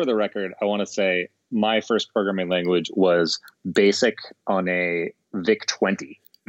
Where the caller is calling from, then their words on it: Seattle, Washington, United States; I am calling from lovely, cloudy, misty, beautiful Seattle.